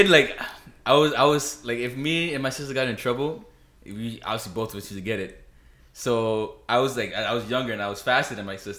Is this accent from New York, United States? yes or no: yes; New York, United States; moved away as an adult; now in Miami, United States; I'm not even from Miami. I'm from New York.